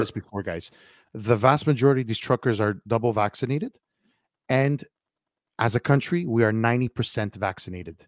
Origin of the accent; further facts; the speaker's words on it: Montreal, Quebec, Canada; I'm from Montreal